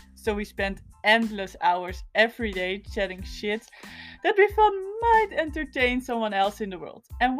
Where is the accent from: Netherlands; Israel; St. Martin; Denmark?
Netherlands; moved away as an adult; now in Lund, Sweden; Hi, I'm 23 years young from the Netherlands. Emma and I study in Lund University. We met each other not too long ago when we both moved to Sweden and we live together.